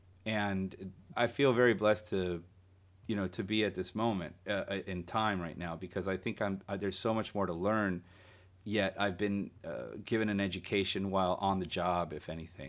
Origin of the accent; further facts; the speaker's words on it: Guatemala; growing up in Central America, I remember in Guatemala, you know, there was a Sunday show that played all afternoon.